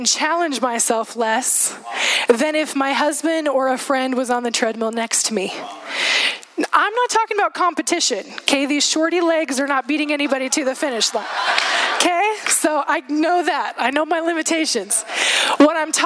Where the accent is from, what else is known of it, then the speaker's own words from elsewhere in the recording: Juneau, Alaska, United States; moved away; Seth and I both grew up in Alaska. We grew up in Juneau in Southeast area, and we spent 10 years of our life there